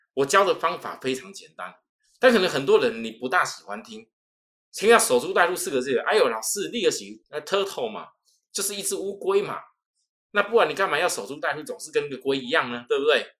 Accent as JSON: {"language": "Chinese", "country": "Taiwan", "accent": "Taiwanese", "said": "我们这种台湾的口音"}